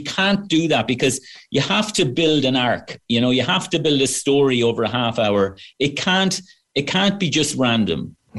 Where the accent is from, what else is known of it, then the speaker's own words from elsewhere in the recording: Wexford, Leinster, Ireland; now in United States; Well, about 2 years ago, I was at home in Wexford Town. I'm from Wexford Town, as you can tell from the accent.